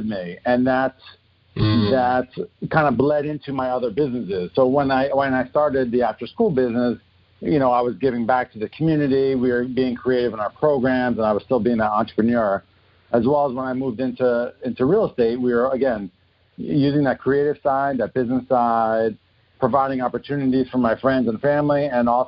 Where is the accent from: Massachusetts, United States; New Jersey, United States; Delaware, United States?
New Jersey, United States; moved away as an adult; also born or lived in Queens, New York / Boston; now in Los Angeles, United States; I grew up in New Jersey, born in Queens